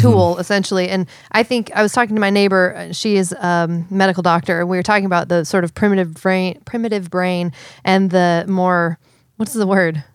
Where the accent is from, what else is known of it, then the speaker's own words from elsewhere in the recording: Seattle, Washington, United States; I'm from Seattle